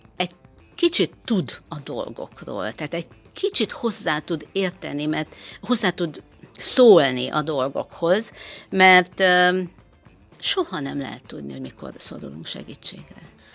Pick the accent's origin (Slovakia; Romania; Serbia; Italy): Romania; Transylvania; moved away as an adult; now in Hungary; Erdélyből, Romániából Erdélyből származom, harminchárom éve élek Magyarországon